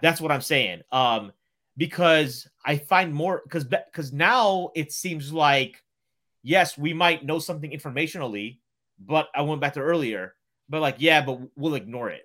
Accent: Ohio, United States; moved away as an adult; now in Chicago, United States; I'm from Ohio, but I've been in Chicago now for fourteen years

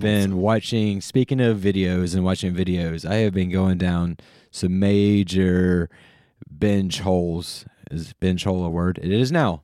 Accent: North Carolina, United States; where I grew up in North Carolina

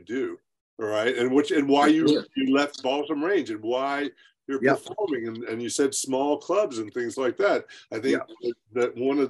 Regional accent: United States; I grew up in the Smoky Mountains here

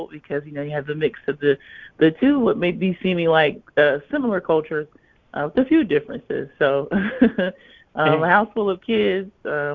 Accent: Lake City, Florida, United States; moved away; growing up in Lake City provided me really like a very unique experience

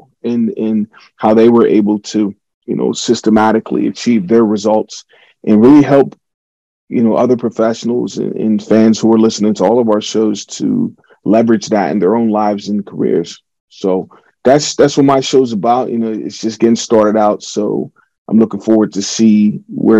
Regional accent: Pittsburgh, Pennsylvania, United States; becoming a Super Bowl champion with my hometown team

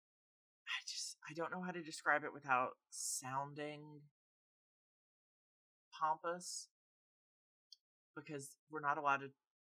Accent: the South, United States; up in the South, growing up with a family that came out from kind of the middle of nowhere, Tennessee

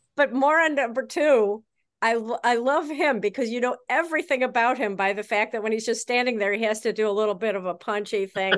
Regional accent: Chicago, Illinois, United States; I am from Chicago

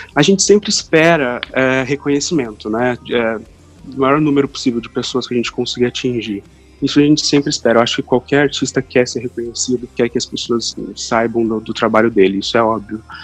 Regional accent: Londrina, Paraná, Brazil; also born or lived in Curitiba; Eu nasci em Londrina, aqui mesmo, no Paraná.

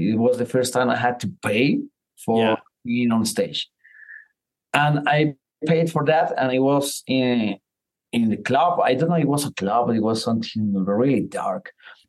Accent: Colombia; English is a second language; I'm from Colombia. I'm not gonna stay in America too much.

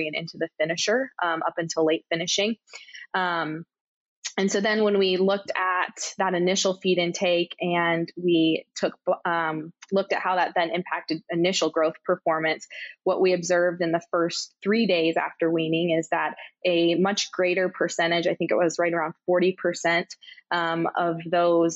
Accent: Michigan, United States; moved away as an adult; now in Kansas, United States; I'm originally from Michigan.

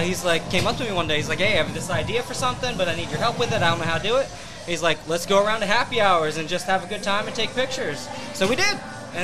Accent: Allentown, Pennsylvania, United States; moved away as an adult; also born or lived in Los Angeles; now in Philadelphia, United States; So I grew up in Allentown.

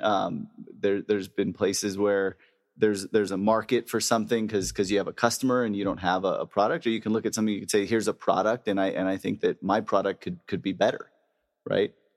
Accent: El Segundo, California, United States; I grew up in El Segundo, California

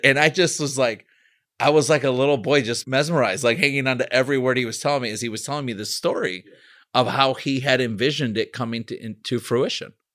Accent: Chicago, Illinois, United States; I'm from Chicago.

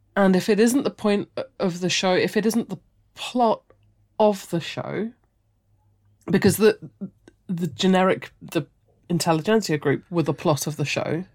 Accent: United Kingdom; we're all British

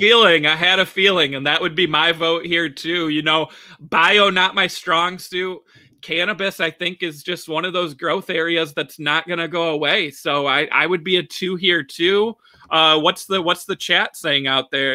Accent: Michigan, United States; my home state here

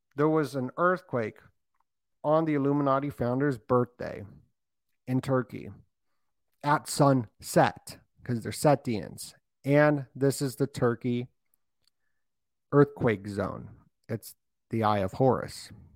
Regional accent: Las Vegas, Nevada, United States; I'm from Vegas and I'm right by there

